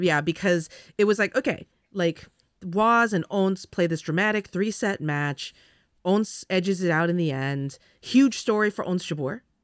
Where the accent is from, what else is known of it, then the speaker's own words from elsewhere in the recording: California, United States; moved away; I'm from California